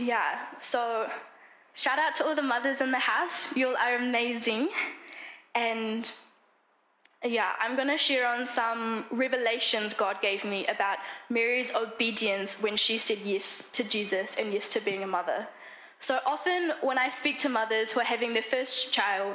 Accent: New Zealand; moved away as an adult; also born or lived in Namibia; I am from New Zealand

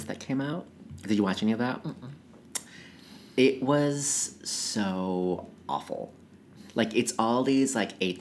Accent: Midwest, United States; I grew up like in the Midwest

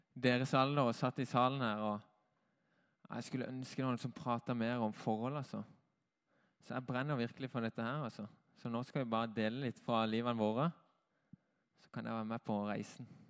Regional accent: Norway; now in Oslo, Norway; jeg er vokst opp i denne menigheten

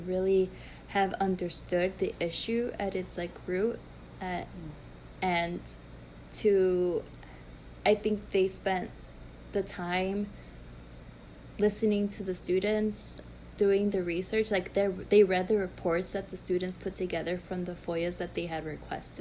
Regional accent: Chicago, Illinois, United States; I grew up in Brighton Park

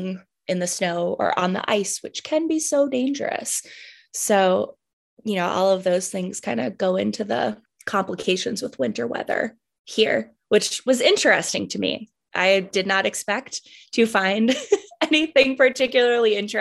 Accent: Boston, Massachusetts, United States; now in Charlottesville, United States; I grew up in the Boston area up north, where we get a lot more snow. And when I moved to Charlottesville in 2009

